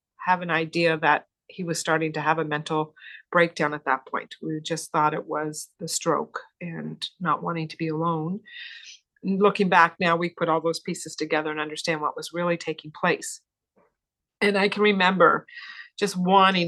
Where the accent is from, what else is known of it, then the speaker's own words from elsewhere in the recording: Cape Breton, Nova Scotia, Canada; I was born and raised in the Maritimes on the lovely island of Cape Breton. So I'm proud to be a Cape Bretoner